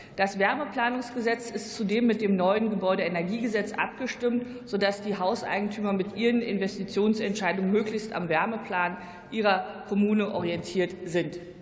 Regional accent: Brandenburg, Germany; als Brandenburgerin

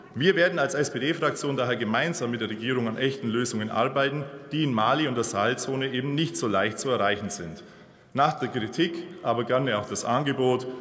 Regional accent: Bavaria, Germany; ich komme aus Bayern

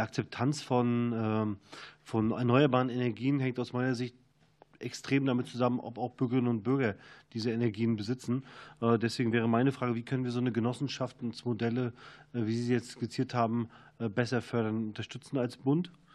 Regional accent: East Germany, Germany; Ich komme selber aus Ostdeutschland, aus dem ländlichen Raum

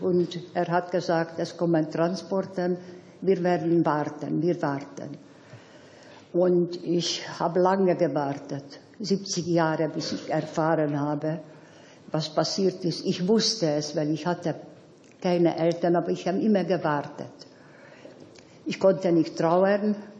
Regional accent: Budapest, Hungary; moved away; Nach dem Krieg wieder zu Hause angekommen bin, also in Budapest

